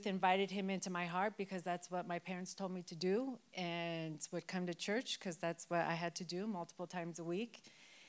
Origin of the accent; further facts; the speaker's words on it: Denver, Colorado, United States; I am born and raised in Denver, in West Denver. So I grew up on Federal